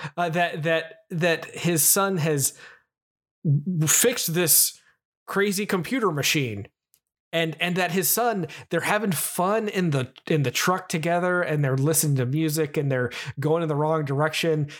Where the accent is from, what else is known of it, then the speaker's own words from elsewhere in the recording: Southeast United States, United States; I'm from the Southeast United States